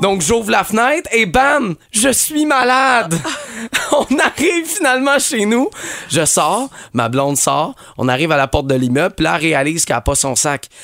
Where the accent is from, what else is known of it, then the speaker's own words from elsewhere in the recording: Montreal, Quebec, Canada; chez nous à Montréal